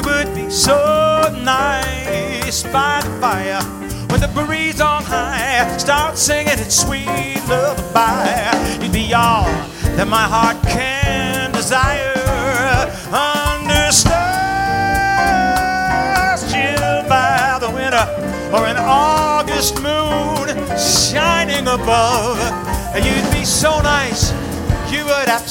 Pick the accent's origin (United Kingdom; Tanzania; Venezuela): United Kingdom; England; now in Las Vegas, United States; I was born in England